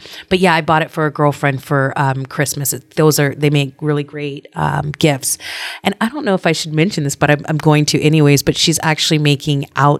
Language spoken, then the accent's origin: English; Alaska, United States; It was fun growing up in Alaska.